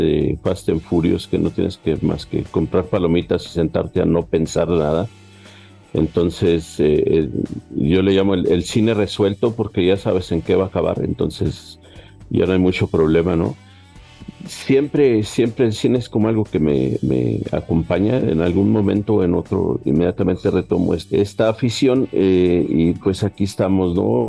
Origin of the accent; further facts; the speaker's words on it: Chihuahua, Mexico; yo soy de aquí de Chihuahua